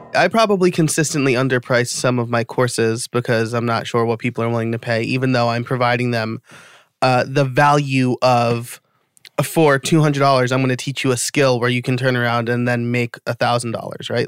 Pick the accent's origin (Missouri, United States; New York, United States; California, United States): New York, United States; I was born and raised in New York, so I'm a New York sports fan